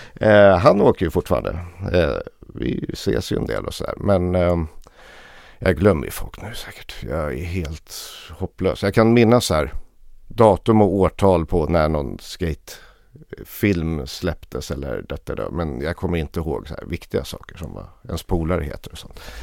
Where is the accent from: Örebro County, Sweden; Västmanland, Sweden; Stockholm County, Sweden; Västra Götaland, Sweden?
Stockholm County, Sweden; Lidingö; jag hade en idyllisk uppväxt ute på norra Lidingö.